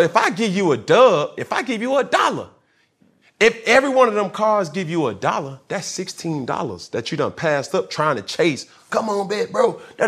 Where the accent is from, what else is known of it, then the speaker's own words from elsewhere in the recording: Atlanta, Georgia, United States; Obviously, I'm from Atlanta.